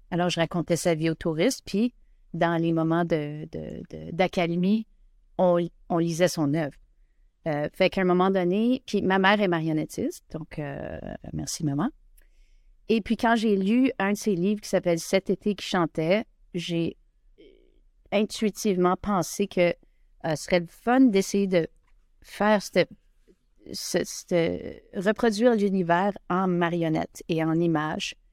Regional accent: Winnipeg, Manitoba, Canada; je suis originaire de Winnipeg, de Saint-Boniface.

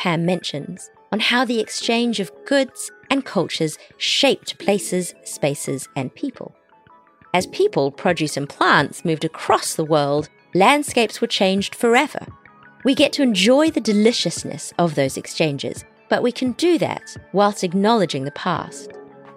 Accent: New Zealand; I grew up in New Zealand very much aware and treated as being Asian

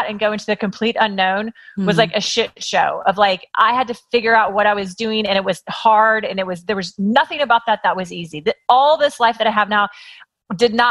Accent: Kansas, United States; now in Los Angeles, United States; I grew up in Kansas and I did what you're supposed to do as a girl in Kansas

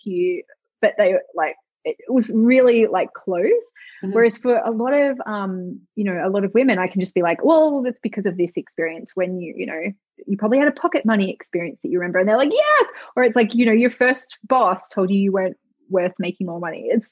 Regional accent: Australia; I'm Australian, our ancestors who were, you know, came from England in Australia

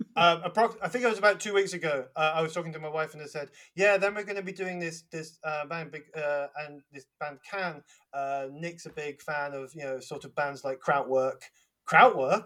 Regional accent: London, United Kingdom; accent: Cockney; I, have been accused of being over Cockney on my on my greetings

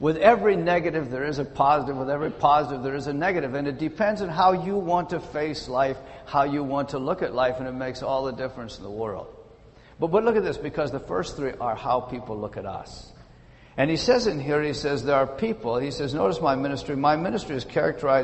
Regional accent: British Columbia, Canada; moved away; also born or lived in Ontario; I am from British Columbia, lived in Ontario for some years.

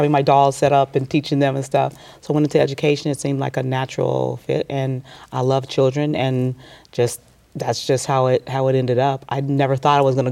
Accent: Southern California, United States; I grew up in Southern California, Monrovia, Duarte, Pasadena.

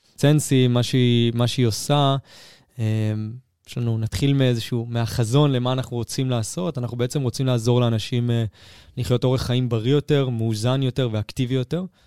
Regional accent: Herzliya, Tel Aviv District, Israel; אני מהרצליה הירוקה

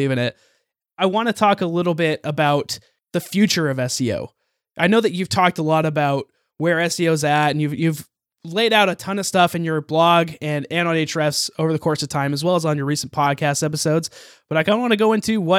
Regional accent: Utah, United States; I'm from Utah in the United States

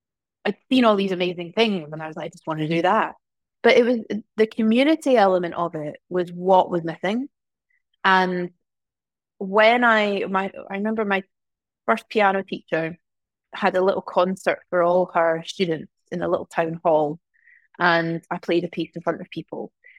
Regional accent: Glasgow, Scotland, United Kingdom; also born or lived in small towns; I mean, I'm from Glasgow originally, but I've grown up in lots of small towns.

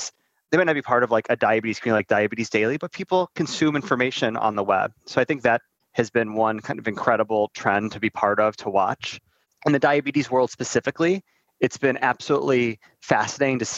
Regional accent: Northeast Ohio, United States; I'm from Northeast Ohio

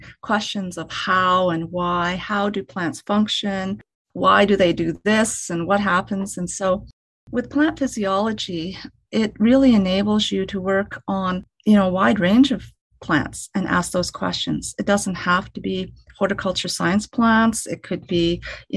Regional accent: Canada; I was born and raised in Canada

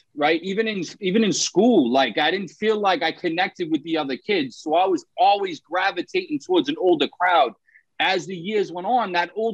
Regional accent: Somerville, Massachusetts, United States; I grew up in Somerville, Massachusetts. It's like right in Boston, right outside of Boston.

